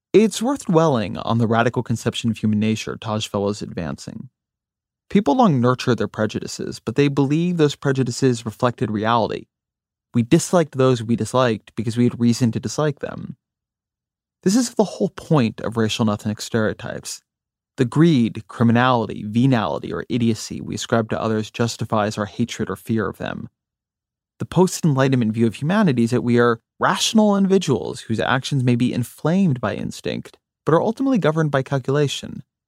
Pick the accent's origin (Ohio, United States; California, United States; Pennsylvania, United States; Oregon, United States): California, United States; near Los Angeles; moved away as an adult; also born or lived in Washington, D.C.; I grew up near Los Angeles